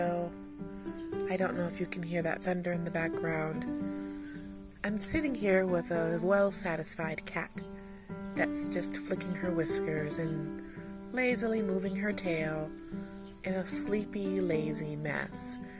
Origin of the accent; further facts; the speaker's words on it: United States; I'm American.